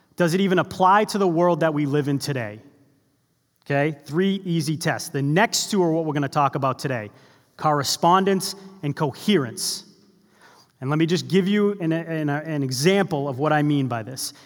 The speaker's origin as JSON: {"language": "English", "town": "Boston", "region": "Massachusetts", "country": "United States", "tie": "born or raised there", "said": "I grew up in the Boston area"}